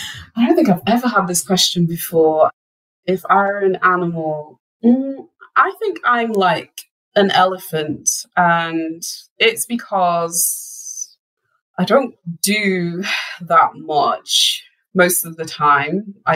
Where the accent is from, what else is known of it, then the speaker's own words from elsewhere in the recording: Wales, United Kingdom; where I grew up in North Wales, actually.